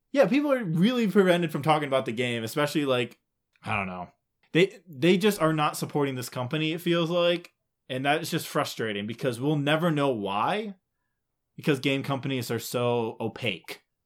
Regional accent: Midwest, United States; we're Midwest, so, like, even if we did say it right, it would still sound wrong.

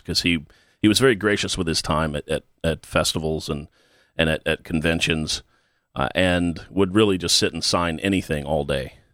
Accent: Texas, United States; I grew up in Texas

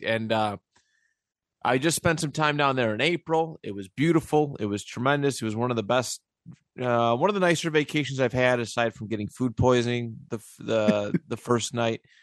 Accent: Niagara Falls, New York, United States; also born or lived in Buffalo; I grew up in the city. Like that's where eh, not that Niagara Falls is a big city by any means

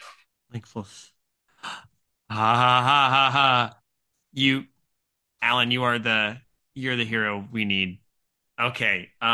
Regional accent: England, United Kingdom; I'm from England.

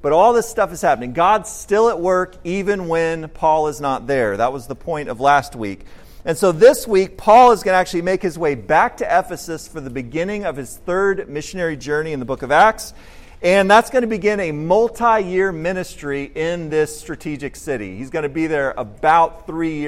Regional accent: Austin, Texas, United States; I grew up in Austin

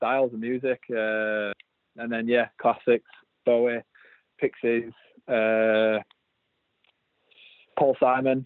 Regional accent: Yorkshire and the Humber, United Kingdom; accent: Yorkshire; my Yorkshire accent.

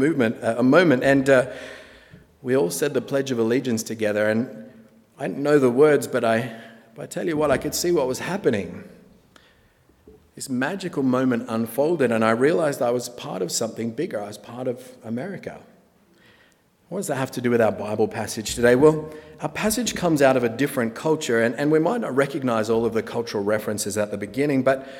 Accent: Australia; moved away as an adult; now in Napa, United States; I'm from Australia

